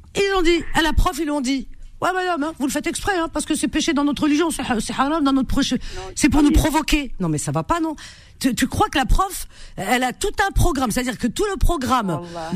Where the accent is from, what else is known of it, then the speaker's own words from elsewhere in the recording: Cherchell, Tipaza Province, Algeria; dans ma ville natale, Cherchel